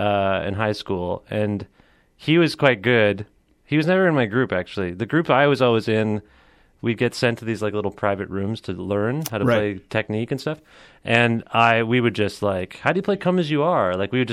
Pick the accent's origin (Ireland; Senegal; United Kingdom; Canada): Canada; Cambridge, Ontario; We were born and raised in Cambridge, Ontario, which is about a half hour outside of Guelph.